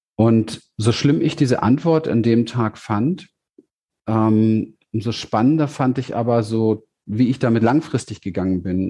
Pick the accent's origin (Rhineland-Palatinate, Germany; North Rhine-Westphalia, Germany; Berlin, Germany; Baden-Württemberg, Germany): Berlin, Germany; ich bin ja aufgewachsen in Berlin im, im, im Hinterhof in Wedding